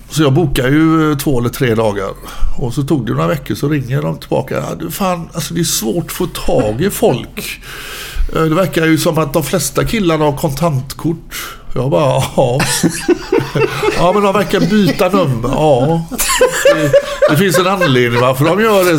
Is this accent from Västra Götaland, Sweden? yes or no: yes; Gothenburg, Västra Götaland, Sweden; jag är uppväxt ute i Frölunda